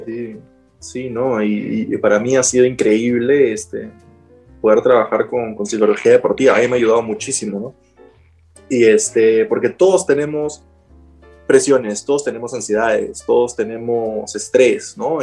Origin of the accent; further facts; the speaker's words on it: Peru; yo soy peruano